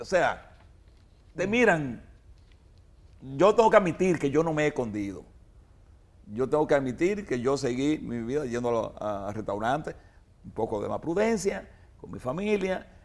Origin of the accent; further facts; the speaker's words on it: Dominican Republic; como dominicano